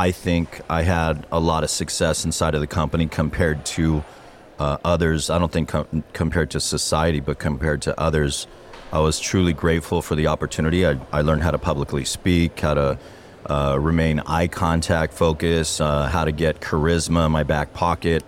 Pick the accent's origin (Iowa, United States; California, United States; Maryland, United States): California, United States; Diamond Bar; I grew up in Diamond Bar